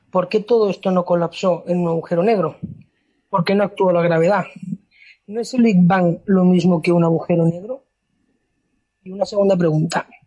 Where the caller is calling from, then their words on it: Barcelona, Catalonia, Spain; Me presento … de Barcelona.